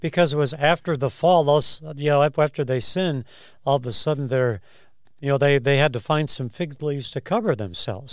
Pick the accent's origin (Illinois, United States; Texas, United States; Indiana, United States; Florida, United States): Illinois, United States; Chicago; I grew up in Chicago